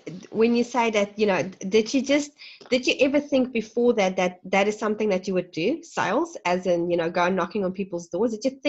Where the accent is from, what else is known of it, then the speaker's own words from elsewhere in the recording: South Africa; moved away; I'm originally from South Africa